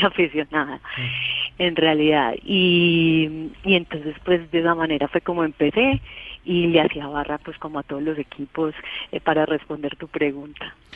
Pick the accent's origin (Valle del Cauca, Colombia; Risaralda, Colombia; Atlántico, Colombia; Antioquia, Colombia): Antioquia, Colombia; Paisa; yo soy muy paisa y, pues le hago fuerza a los equipos antioqueños